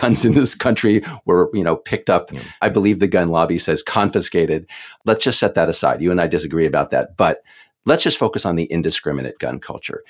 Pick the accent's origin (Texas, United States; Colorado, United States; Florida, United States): Texas, United States; I grew up in Texas